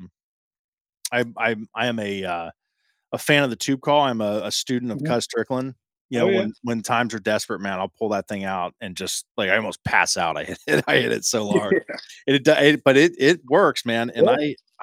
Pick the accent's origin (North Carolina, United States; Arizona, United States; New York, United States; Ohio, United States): Ohio, United States; Central; I'm from Ohio. I'm from Central Ohio